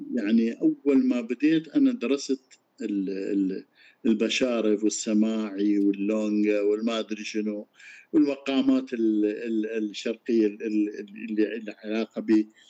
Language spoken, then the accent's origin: Arabic; Iraq; احنا عندنا بالعراق